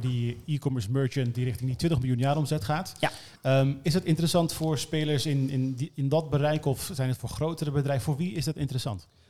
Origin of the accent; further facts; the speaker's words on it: Netherlands; als marketeers en als Nederlanders